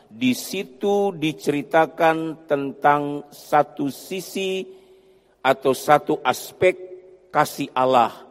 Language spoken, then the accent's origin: Indonesian; Sangihe, North Sulawesi, Indonesia; saya asalnya dari Sangihe Talaut dari Manado masih naik kapal lagi ke Pulau Sangihe. Saya asalnya dari sana.